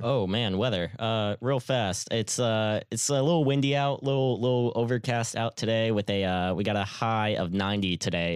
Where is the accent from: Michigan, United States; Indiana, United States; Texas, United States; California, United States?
Texas, United States; Houston; I'm from Houston.